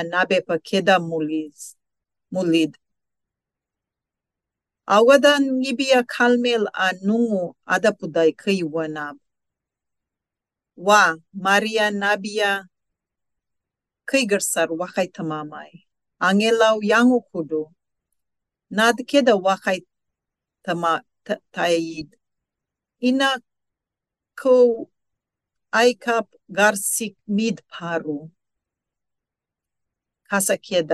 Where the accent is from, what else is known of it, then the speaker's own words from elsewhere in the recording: Saibai Island, Torres Strait, Queensland, Australia; first language Kalaw Kawaw Ya; English is a second language; now in Cairns, Australia; I am a Gudda Malulaig woman from the top western cluster of the Torres Strait. My first language is Kalakaua'ia